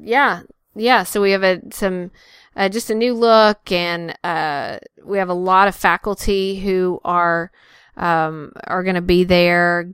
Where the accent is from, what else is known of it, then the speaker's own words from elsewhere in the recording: North Carolina, United States; both, uh, North Carolina residents. So, uh, he, here from my home state